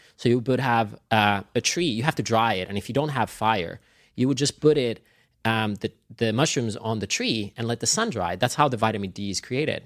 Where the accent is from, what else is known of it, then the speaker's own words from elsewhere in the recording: Finland; now in Los Angeles, United States; I grew up in Finland, so I had all of the seasons